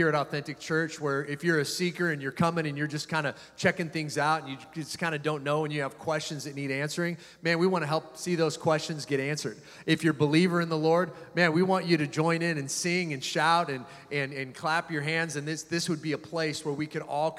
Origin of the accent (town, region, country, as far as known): United States